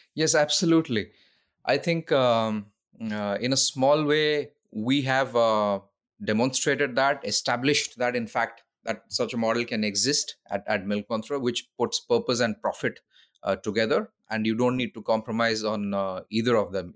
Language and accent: English; Odisha, India; also born or lived in London; went back to India, to my home state, Odisha